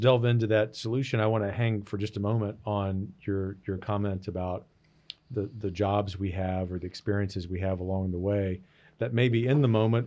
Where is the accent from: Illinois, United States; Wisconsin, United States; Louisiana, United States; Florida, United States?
Louisiana, United States; Gulf Coast; moved away; an outdoor outfitter in my hometown in the Gulf Coast